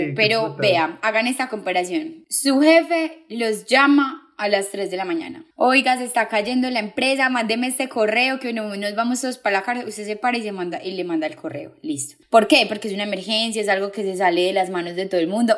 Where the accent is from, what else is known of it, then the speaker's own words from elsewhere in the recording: Paisa, Antioquia, Colombia; como gran paisa